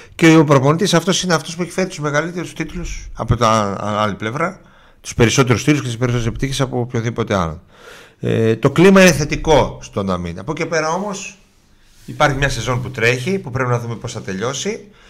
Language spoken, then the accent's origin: Greek; Thessaloniki, Central Macedonia, Greece; από εδώ είμαι από Θεσσαλονίκη